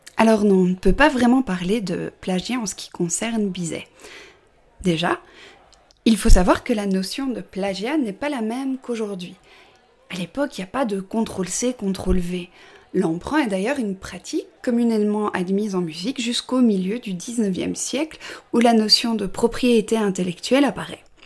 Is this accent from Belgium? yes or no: yes; Belgium; je suis belge